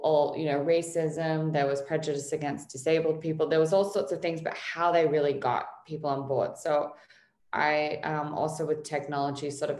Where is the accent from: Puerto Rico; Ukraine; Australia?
Australia; now in Los Angeles, United States; growing up in Australia